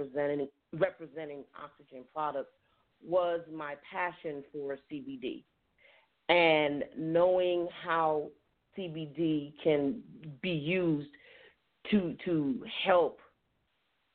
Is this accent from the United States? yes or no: yes; New York City, New York, United States; moved away as an adult; also born or lived in Yonkers, New York; now in Durham, North Carolina, United States; I am originally from the Bronx, New York.